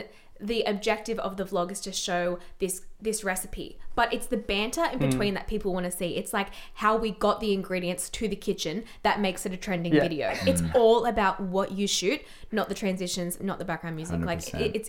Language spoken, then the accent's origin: English; Australia; I always say I'm a Greek woman stuck in an Australian girl's body. Like I'm a grandmother, you know, but I'm so Australian, it hurts.